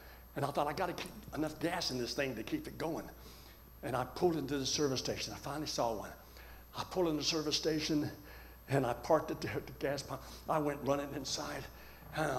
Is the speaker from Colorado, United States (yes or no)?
yes; Colorado, United States